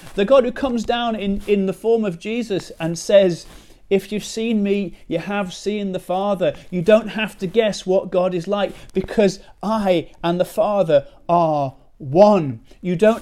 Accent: United Kingdom; now in Chesterfield, United Kingdom; we're British

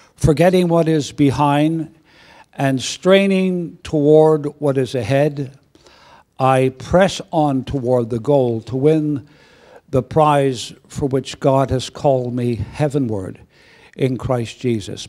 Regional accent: Belfast, Northern Ireland, United Kingdom; moved away; also born or lived in Canada; a teenager, uh, growing up in, in, in Belfast

